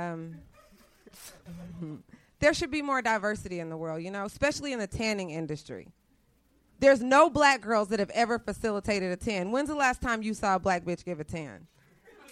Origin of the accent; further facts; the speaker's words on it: Dallas, Texas, United States; I'm from Texas